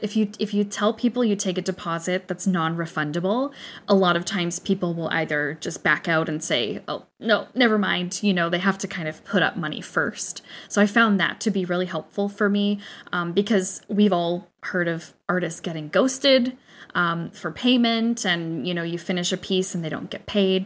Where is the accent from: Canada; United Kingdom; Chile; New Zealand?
Canada; we know our Canadian